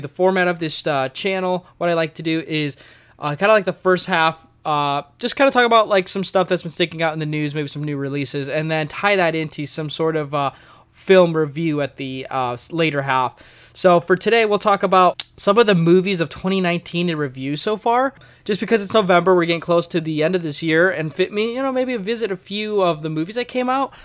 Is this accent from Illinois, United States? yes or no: yes; outside of Chicago, Northern Illinois, United States; now in Springfield, United States; I'm from Northern Illinois, uh, outside of Chicago, and I've moved here to Missouri, uh, Springfield to be exact